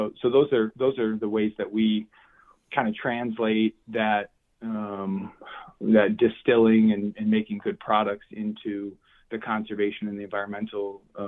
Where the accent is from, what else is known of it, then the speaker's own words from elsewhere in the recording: Wisconsin, United States; I grew up in Wisconsin, hunting and deer hunting and fishing and my first memories are in the woods